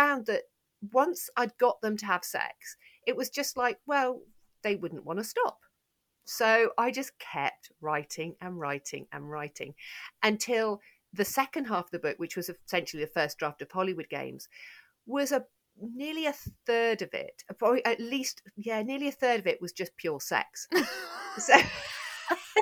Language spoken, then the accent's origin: English; United Kingdom; I'm so British